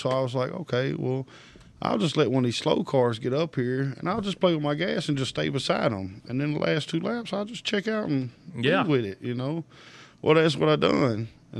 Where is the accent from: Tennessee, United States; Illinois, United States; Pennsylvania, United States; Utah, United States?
Tennessee, United States; Nashville; I grew up in Nashville